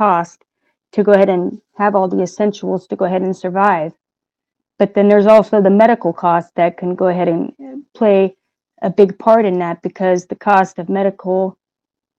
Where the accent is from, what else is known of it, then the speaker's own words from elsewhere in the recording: United States; I'm from the United States. I live in the state of Oregon, and I live in the city, what would be called Salem